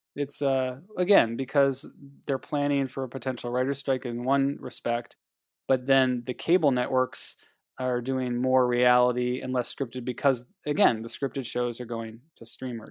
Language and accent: English; Ohio, United States; I'm from Ohio